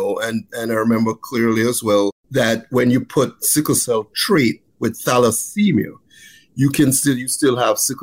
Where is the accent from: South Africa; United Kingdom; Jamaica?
Jamaica; also born or lived in Texas / Maryland; now in United States; I grew up in Jamaica